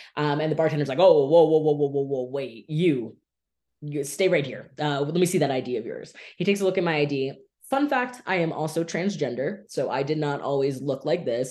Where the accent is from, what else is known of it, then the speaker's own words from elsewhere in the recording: Miami Beach, Florida, United States; I have lived in South Florida my entire life, born and raised in Miami Beach